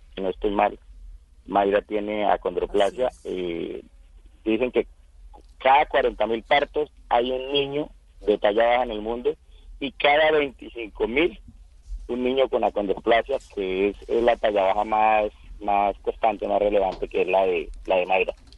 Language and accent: Spanish; Casanare, Colombia